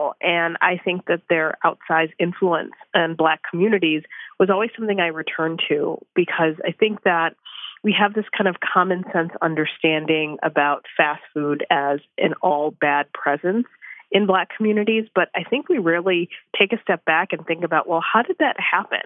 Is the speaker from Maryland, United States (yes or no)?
no; Chicago, Illinois, United States; growing up in Chicago